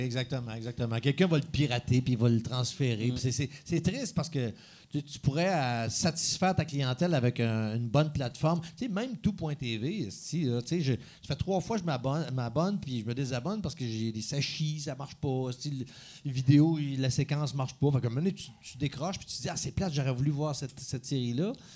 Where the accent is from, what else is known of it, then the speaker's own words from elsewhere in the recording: Saint-Pierre-Baptiste, Quebec, Canada; dans mon village natal